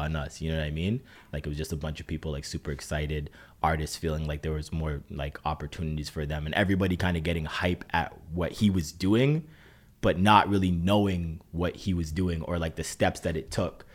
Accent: Brampton, Ontario, Canada; now in Toronto, Canada; growing up in Brampton was, uh, this was different.

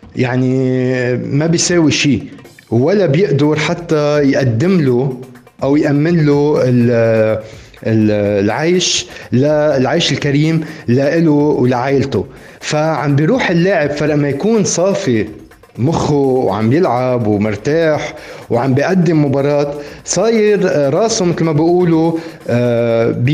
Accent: Lebanon; عم نحكي كلبنانيين

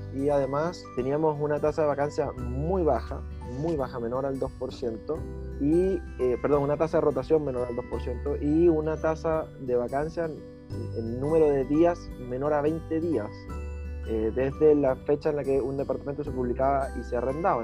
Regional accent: Venezuela; moved away as an adult; now in Chile; no soy chileno, efectivamente, soy venezolano, ya estoy a punto de cumplir cinco años acá en Chile

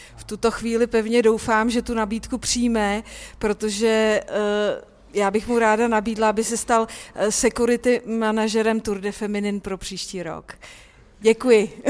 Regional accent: Cheb, Karlovy Vary Region, Czechia; já jsem ze západu, z Chebu

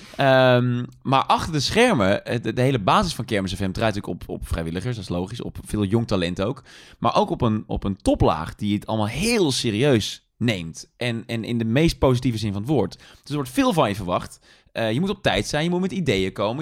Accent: Tilburg, North Brabant, Netherlands; moved away as an adult; Ik ben geboren in Tilburg, ik ben getogen in Tilburg. Dus ik, ik heb daar 18 jaar gewoond

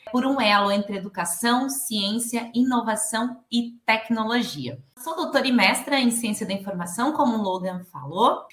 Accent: Rondonópolis, Mato Grosso, Brazil; now in Florianópolis, Brazil; Sou nascida lá em Rondonópolis, no Mato Grosso, mas resido já tem 10 anos aqui

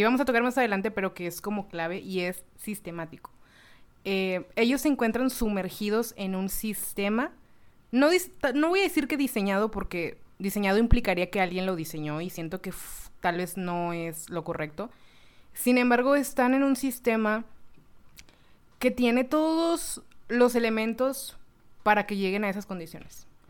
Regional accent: Mexico; now in Monterrey, Mexico; como mexicanos

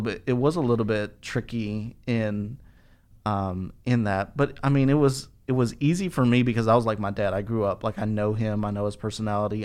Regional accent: Albuquerque, New Mexico, United States; moved away as an adult; now in Dallas, United States; when I graduated high school, I moved from Albuquerque to, to Dallas

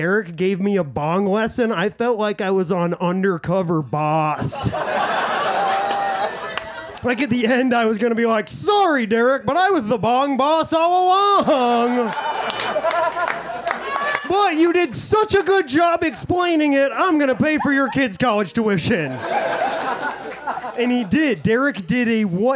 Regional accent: Summit County, Colorado, United States; I'm from Summit County, Colorado, the high altitude, fertile crescent that birthed Colorado's cannabis culture.

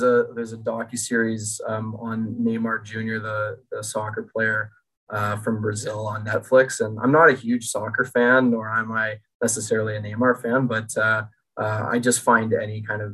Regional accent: Toronto, Ontario, Canada; moved away as an adult; now in British Columbia, Canada; Growing up in Toronto

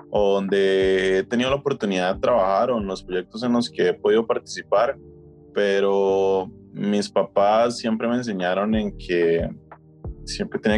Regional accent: Costa Rica; soy de Costa Rica

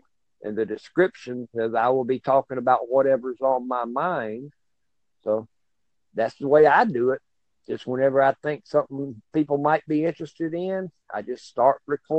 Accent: Plains, Georgia, United States; I was born here in Georgia, and I have been as far away as Oklahoma, but I always come back.

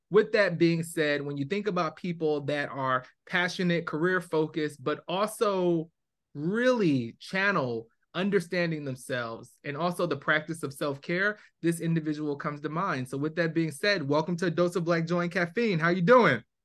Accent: New Jersey, United States; I grew up in Jersey.

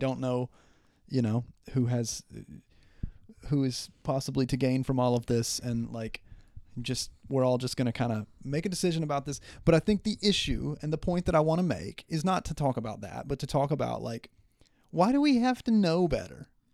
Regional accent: Southern West Virginia, United States; I'm from Southern West Virginia

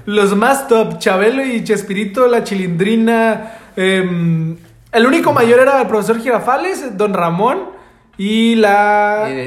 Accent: Mexico; México, soy de México.

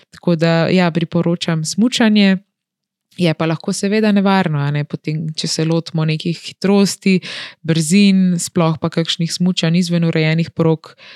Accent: Slovenia; kako smo Slovenci razpršeni po celem svetu in kako je ta naša mala deželica

